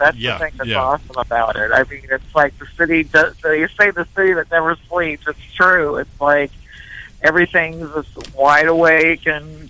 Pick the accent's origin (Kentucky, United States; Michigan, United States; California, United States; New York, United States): California, United States; Southern; I grew up in Southern California